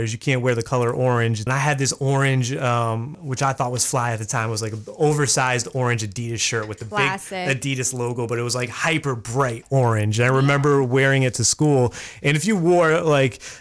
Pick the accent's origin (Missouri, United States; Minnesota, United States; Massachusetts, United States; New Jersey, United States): Massachusetts, United States; Worcester; I grew up in Worcester